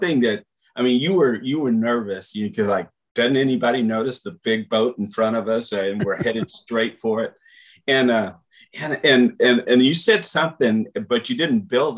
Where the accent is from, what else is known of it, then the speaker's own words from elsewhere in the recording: Portland, Texas, United States; So I grew up in Portland, so the shorter one was always exciting to go from Ranzas Pass over to Port